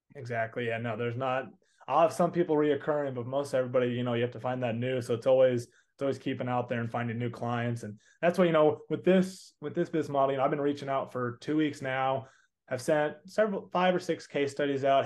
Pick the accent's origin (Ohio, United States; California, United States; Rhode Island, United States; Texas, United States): Texas, United States; accent: Southern; I'm from Texas area. Unless I got a little bit of a Southern accent and say y'all a lot.